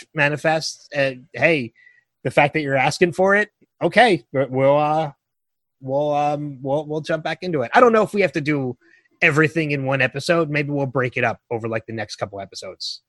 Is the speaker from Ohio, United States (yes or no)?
no; Philadelphia, Pennsylvania, United States; I was from Philly